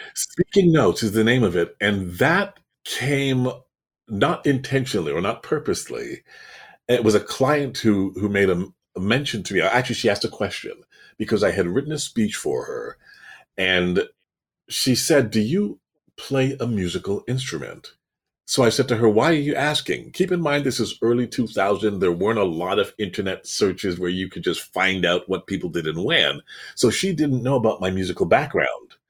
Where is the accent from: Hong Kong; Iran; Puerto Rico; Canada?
Canada; Toronto, Ontario; now in Florida, United States; I'm from Toronto